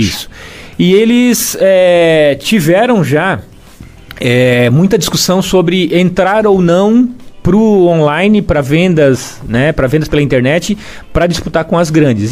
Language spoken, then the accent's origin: Portuguese; Imbituba, Santa Catarina, Brazil; also born or lived in Florianópolis; Eu nasci em Imbituba, morei lá até os 17 anos